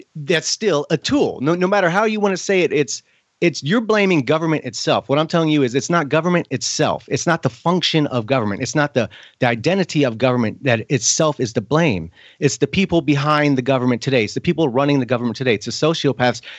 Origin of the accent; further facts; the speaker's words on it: United States; I am as an American